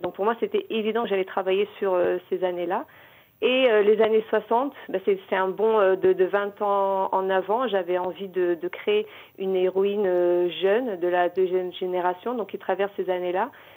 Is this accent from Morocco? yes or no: yes; Morocco; moved away as an adult; also born or lived in Paris, France; now in Israel; je suis née au Maroc, j'ai vécu toute ma jeunesse, mon adolescence, j'ai eu mon bac en 97